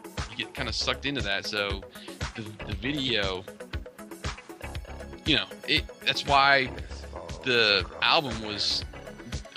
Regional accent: Central Pennsylvania, United States; moved away; I'm originally from Central Pennsylvania

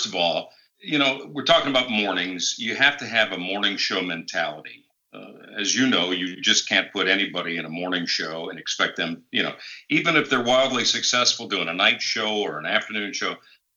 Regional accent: Chicago, Illinois, United States; now in St. Louis, United States; I'm a Midwest guy. I grew up in the Chicagoland area

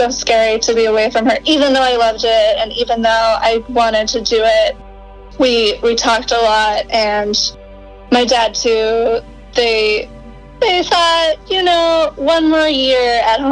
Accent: Rochester, Minnesota, United States; moved away; I grew up in Minnesota, Rochester, Minnesota

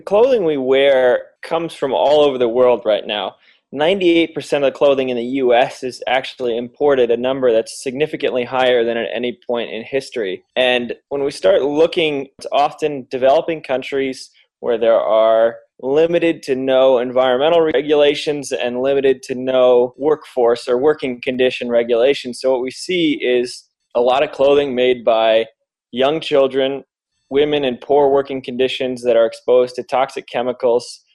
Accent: Michigan, United States; here in Detroit in my home state

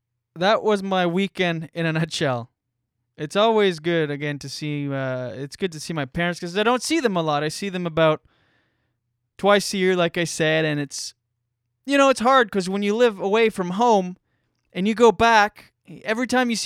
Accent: New Brunswick, Canada; I'm Acadian. I'm Acadian French from New Brunswick. Shout out to my Acadian peeps out there if you're listening.

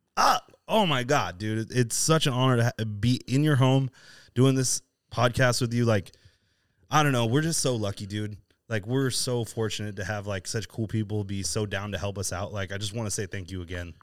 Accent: East Coast, United States; now in Southern California, United States; I, I grew up on the East Coast

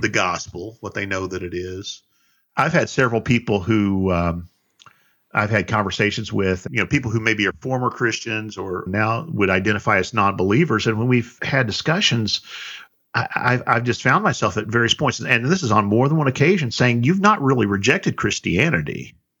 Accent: South Central Indiana, United States; I'm from South Central Indiana

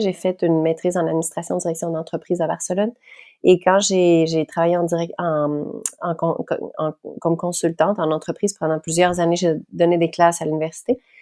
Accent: Quebec, Canada; accent: Québécois; je parle en québécois, hein, parce que je suis québécoise

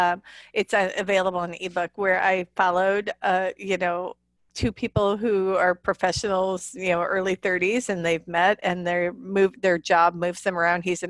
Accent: Illinois, United States; accent: Chicago; moved away as an adult; also born or lived in Chicago; now in Arkansas, United States; I was born and raised in Illinois in the Midwest and in the Corn Belt. And I lived in Chicago for a number of years

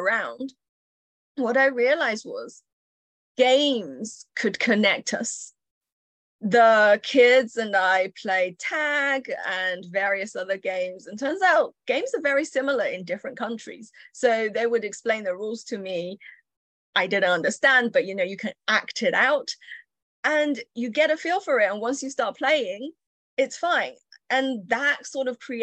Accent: Yorkshire and the Humber, United Kingdom; English is a second language; also born or lived in Chengdu, China; I was born in China, and up to the age of 8, I lived in a busy, dynamic city called Chengdu, which is home to spicy food and pandas. And in the summer, I was 8. I was, I guess, plunged into the Yorkshire countryside in Britain

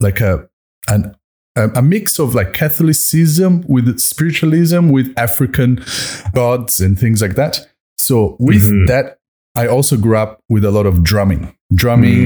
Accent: Brazil; moved away as an adult; also born or lived in Washington, D.C., United States; now in Melbourne, Australia; Brazilian, born and raised

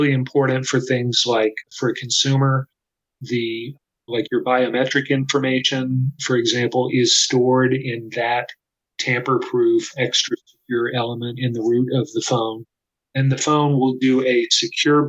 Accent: Austin, Texas, United States; Samsung has had a factory in my hometown, Austin, Texas, since the 1990s

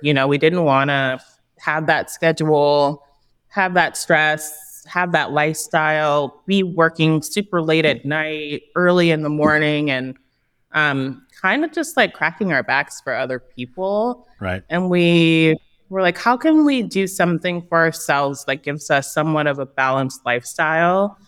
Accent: Los Angeles, California, United States; East Hollywood, uh, Thai Town. At some point, it became Thai Town. So, um, I'm from this neighborhood. I've walked these streets as a child.

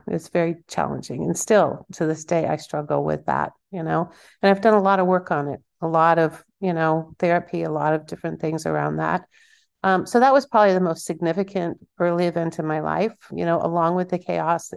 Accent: Kansas, United States; I'm from Kansas.

